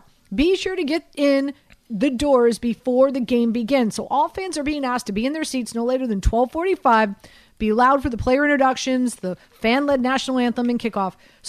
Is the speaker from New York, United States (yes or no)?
no; Miami, Florida, United States; Well, listen, I'm from Miami.